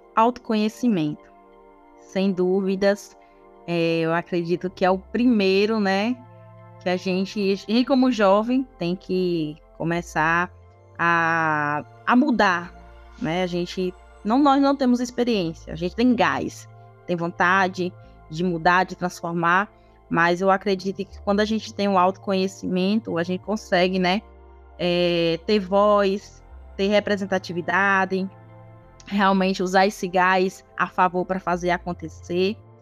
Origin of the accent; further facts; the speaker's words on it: Ribeira do Pombal, Bahia, Brazil; eu sou aqui de Ribeira do Pombal, é o interior da Bahia